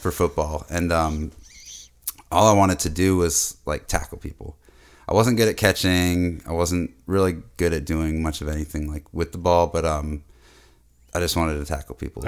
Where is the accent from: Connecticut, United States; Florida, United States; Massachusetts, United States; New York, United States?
Massachusetts, United States; Boston; moved away; was born in Boston, but it's not like I'm, uh, really a city, city boy